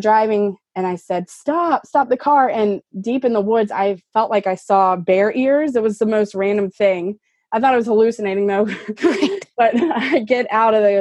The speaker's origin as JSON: {"language": "English", "region": "Louisiana", "country": "United States", "said": "I'm from Louisiana"}